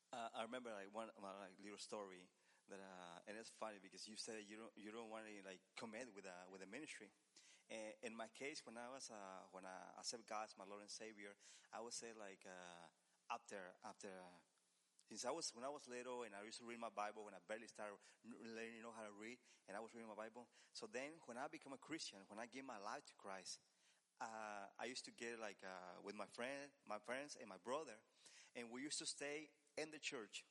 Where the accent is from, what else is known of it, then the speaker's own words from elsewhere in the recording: Mexico; moved away; since I'm from Mexico, I used to uh, my, the church was in Mexico was in the same in the same uh, land that we have our house